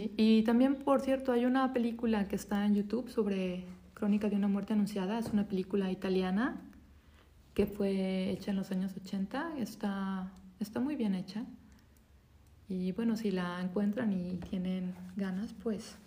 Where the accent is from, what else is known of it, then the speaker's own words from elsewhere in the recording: Mexico; yo soy mexicana